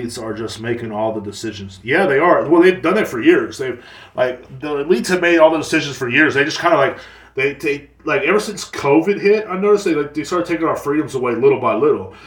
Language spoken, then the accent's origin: English; United States; us Americans